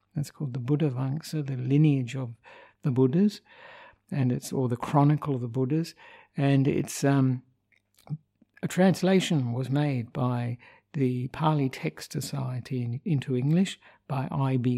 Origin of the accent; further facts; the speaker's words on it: Australia; moved away as an adult; also born or lived in Sri Lanka; I'm an Australian monk who ordained with Ajahn Brahm 23 years ago, and but have been living in Sri Lanka for 14 of those years